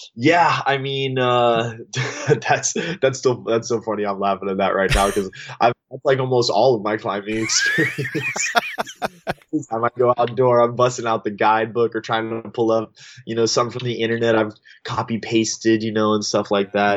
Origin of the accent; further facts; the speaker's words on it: Austin, Texas, United States; I grew up in in in the Austin, Texas area